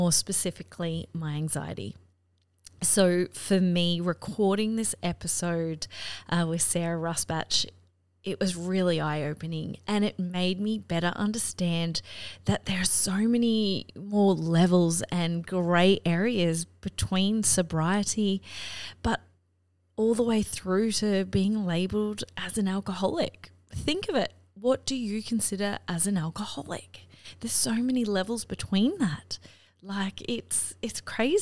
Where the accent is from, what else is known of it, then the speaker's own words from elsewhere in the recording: Australia; growing up in Australia, it's a really big drinking culture here